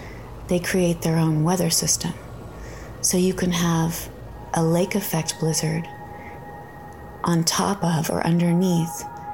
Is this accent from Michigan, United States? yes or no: yes; Upper Peninsula of Michigan, United States; Lake Superior, near where I was born in the Upper Peninsula of Michigan.